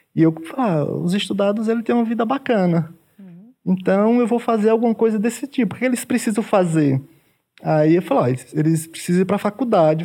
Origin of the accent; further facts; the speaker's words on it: Tucano, Bahia, Brazil; moved away as an adult; now in São Paulo, Brazil; eu nasci também no, no, interior, no caso, vim do sertão da Bahia. É, é, do município de Tucano, fica próximo de Canudos, é bem sertão mesmo